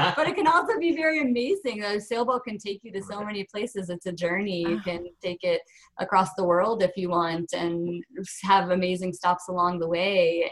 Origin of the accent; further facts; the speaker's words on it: Michigan, United States; also born or lived in Ohio; I, I, was born in Ohio and then moved to Michigan, so spent um, most of my growing up time and through college